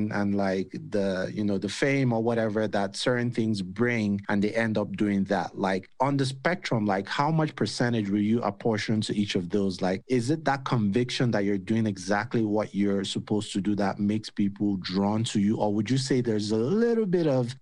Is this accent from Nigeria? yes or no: yes; Nigeria; now in United States; back home in Nigeria